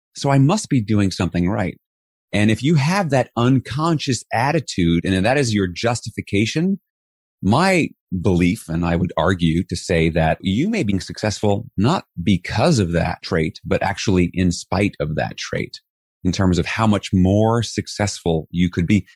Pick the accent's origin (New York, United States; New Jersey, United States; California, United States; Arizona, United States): New York, United States; New York City; I was raised in New York City in Flushing, Queens